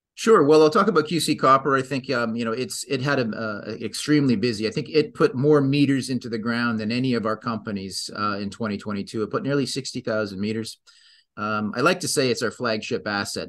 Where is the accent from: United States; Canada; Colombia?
Canada; I'm Canadian